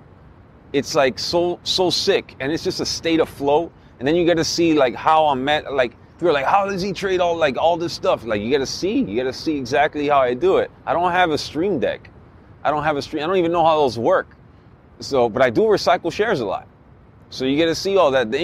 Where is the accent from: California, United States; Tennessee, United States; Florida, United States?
Florida, United States; Miami; moved away; I'm from Miami originally.